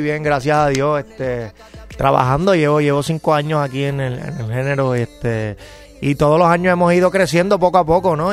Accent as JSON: {"language": "Spanish", "country": "Puerto Rico", "moved": "as an adult", "lives_now": "Miami, United States", "said": "Sí, yo soy boricua, pero boricua es puertorriqueño. Soy, de Puerto Rico, pero vivo en Miami"}